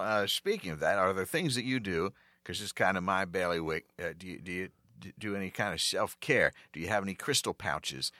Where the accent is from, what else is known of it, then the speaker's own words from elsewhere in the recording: East Coast, United States; also born or lived in Los Angeles; now in New York, United States; I was originally from the East Coast